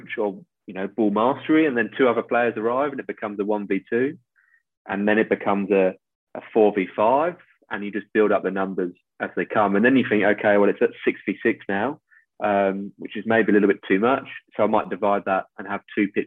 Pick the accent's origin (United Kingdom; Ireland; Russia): United Kingdom; England; moved away as an adult; now in Australia; I arrive as an Englishman abroad